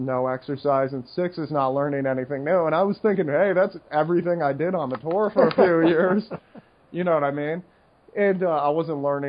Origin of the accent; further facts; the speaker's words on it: United States; as an American